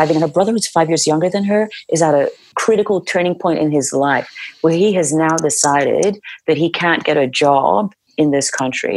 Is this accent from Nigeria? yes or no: yes; Nigeria; moved away as an adult; when I think about my life in Nigeria, I know that if I needed a job, it was a phone call away